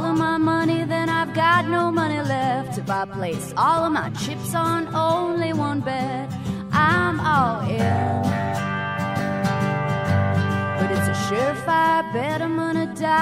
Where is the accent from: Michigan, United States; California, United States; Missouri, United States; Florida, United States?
California, United States; I'm from California